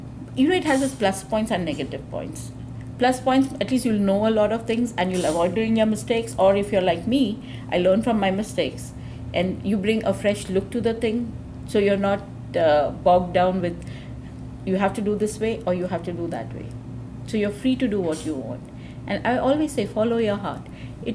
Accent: India; being an Indian, you know, we have a philosophy

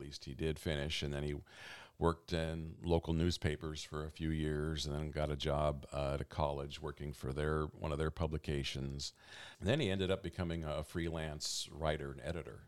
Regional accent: Eugene, Oregon, United States; also born or lived in Medford / Portland; I'm actually a Eugenian. I was born right here in Eugene.

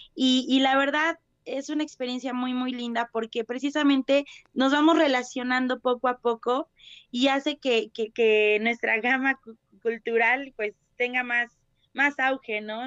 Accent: Puebla, Mexico; nosotros como, como poblanos, como mexicanos

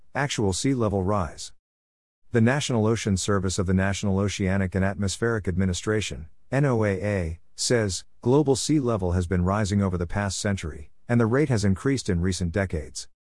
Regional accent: Palacios, Texas, United States; now in Rockwall, United States; My hometown of Palacios on the Texas Gulf Coast

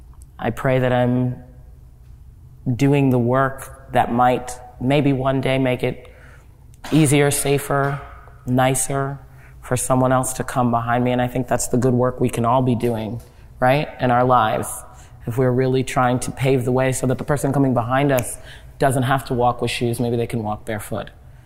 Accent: Nigeria; I am very proudly Nigerian, and I have no problem saying so over and over again. I am proudly Nigerian.

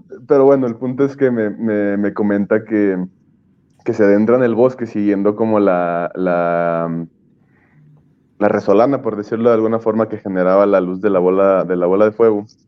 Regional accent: Mexico City, Mexico; moved away; mi ciudad de origen, que es la Ciudad de México

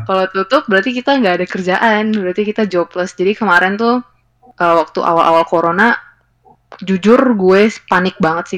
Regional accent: Indonesia; gue dari Indonesia

